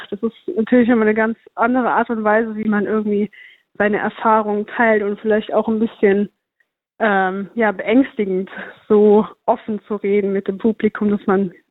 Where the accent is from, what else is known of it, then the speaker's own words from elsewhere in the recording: Saarbrücken, Saarland, Germany; Ich komme ja selber aus Saarbrücken und versuche immer mal wieder auch aus der Stadt rauszukommen, weil man hier irgendwann alles gesehen hat